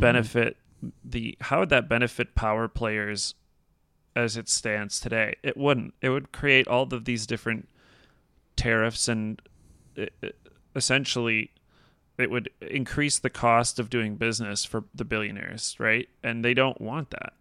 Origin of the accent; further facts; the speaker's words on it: United States; as an American